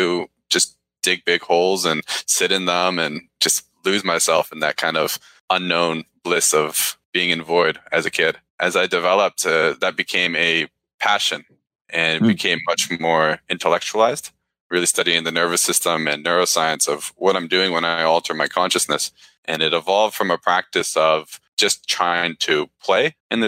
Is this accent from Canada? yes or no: yes; Langley, British Columbia, Canada; moved away as an adult; also born or lived in Toronto; Born and raised in British Columbia, grew up in a fairly small town of Langley